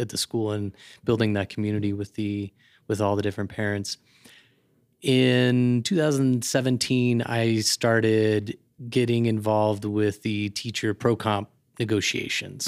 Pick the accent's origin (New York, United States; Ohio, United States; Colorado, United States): Colorado, United States; Aurora; moved away as an adult; also born or lived in Nebraska / Washington, D.C.; now in Denver, United States; I grew up in Aurora.